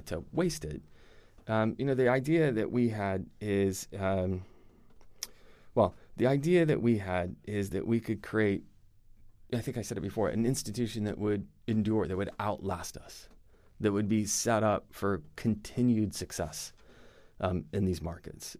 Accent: United States; accent: American; moved away as an adult; also born or lived in Europe; I'm American

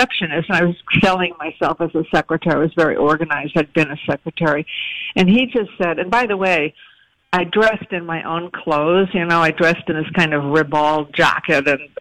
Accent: Providence, Rhode Island, United States; I was born in Providence.

